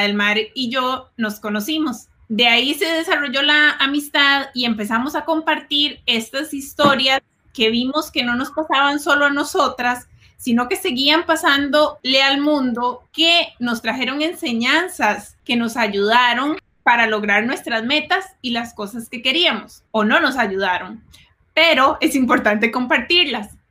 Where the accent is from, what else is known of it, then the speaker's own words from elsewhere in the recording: Costa Rica; now in Silicon Valley, United States; medio del campo en Costa Rica